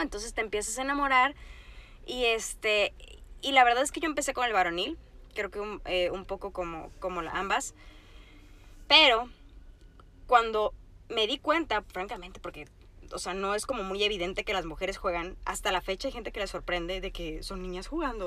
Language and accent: Spanish; Sinaloa, Mexico; Yo soy de Sinaloa, entonces mi familia es muy beisbolera.